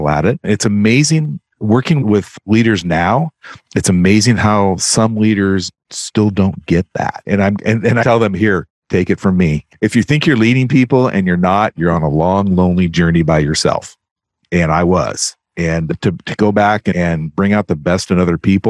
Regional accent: Eastern Oregon, United States; I grew up in Eastern Oregon

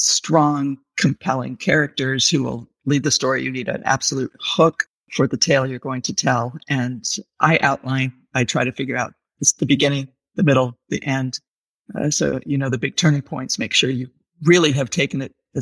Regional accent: Santa Barbara, California, United States; born or raised there

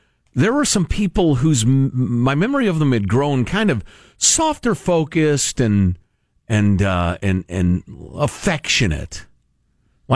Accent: Midwest, United States; I'm a Midwesterner

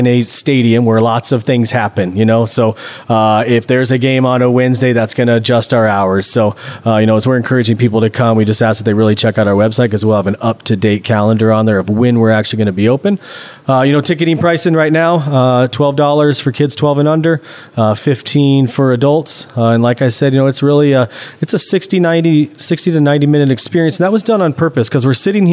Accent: Nebraska, United States; moved away as an adult; I'm from Nebraska, played in high school, college

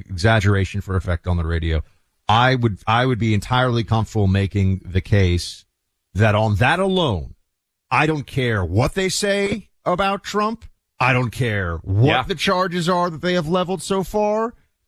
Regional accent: New York, United States; moved away; at the point I was living there, my home state of New York.

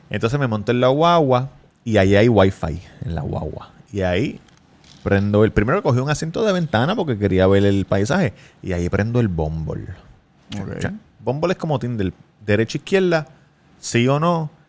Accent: Puerto Rico; no, yo soy de Puerto Rico.

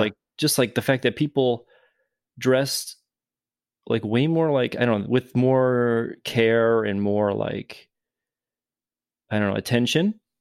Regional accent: Naperville, Illinois, United States; moved away as an adult; also born or lived in Chicago, United States; now in Japan; originally, I'm from Naperville, which is a suburb of Chicago. I grew up there

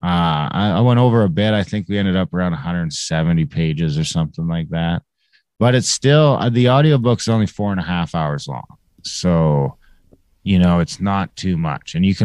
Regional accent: Canada; I'm an Indian in Canada

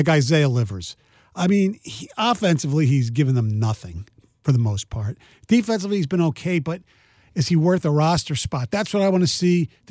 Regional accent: Philadelphia, Pennsylvania, United States; growing up in Philly

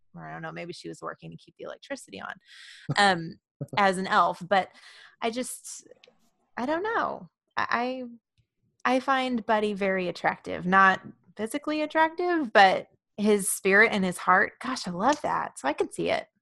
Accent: Oklahoma, United States; I'm from Oklahoma

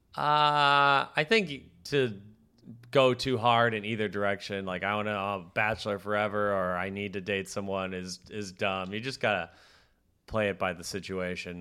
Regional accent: Minneapolis, Minnesota, United States; moved away; I'm from Minneapolis

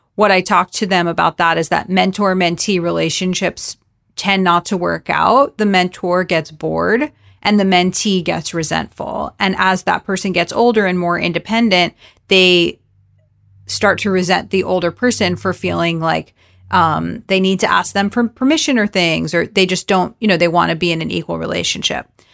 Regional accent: South Florida, United States; I'm Jewish, I'm from South Florida

